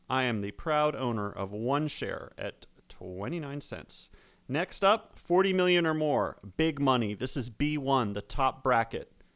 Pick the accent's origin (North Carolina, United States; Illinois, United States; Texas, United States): North Carolina, United States; Chapel Hill; we grew up in Chapel Hill in Orange County, which is, uh, home of the Research Triangle